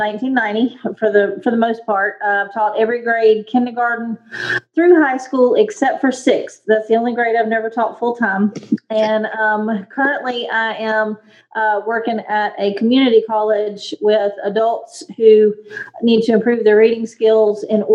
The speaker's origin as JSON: {"language": "English", "town": "Jackson", "region": "Mississippi", "country": "United States", "tie": "born or raised there", "said": "We're both originally from Mississippi, and I went to school in Jackson Academy."}